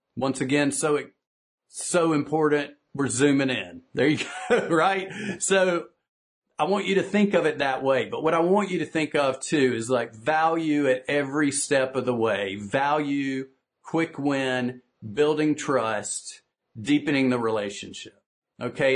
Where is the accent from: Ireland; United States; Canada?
United States; the South; I'm from the South here in the United States where we tend to speak one minute sentences